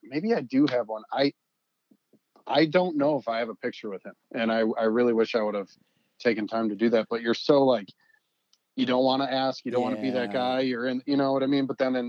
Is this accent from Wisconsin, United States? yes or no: yes; Wisconsin, United States; moved away; he loved me just because I was from Wisconsin.